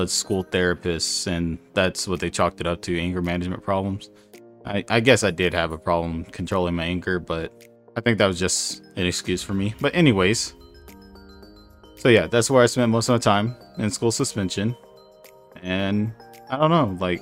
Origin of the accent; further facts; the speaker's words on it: Mesquite, Texas, United States; We grew up in right outside of Dallas, Texas, Mesquite, Texas.